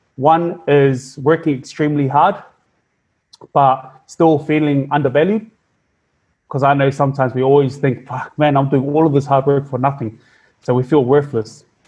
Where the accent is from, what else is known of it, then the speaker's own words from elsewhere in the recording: Auckland, New Zealand; I was raised. I was raised up in New Zealand. Um, we were we were born in we were born in West Auckland, uh, but we were raised up in South Auckland.